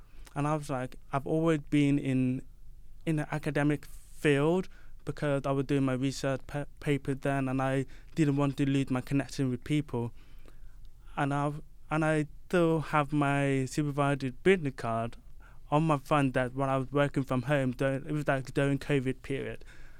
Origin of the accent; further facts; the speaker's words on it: London, United Kingdom; So yeah, I'm from East London. I was born in London, but I'm from the Caribbean, and then I moved to UK when I was 4 years old.